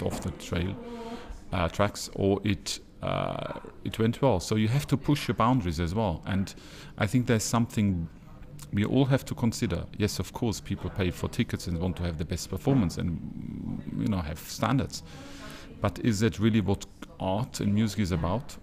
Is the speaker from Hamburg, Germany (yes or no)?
no; Regensburg, Bavaria, Germany; my hometown, Regensburg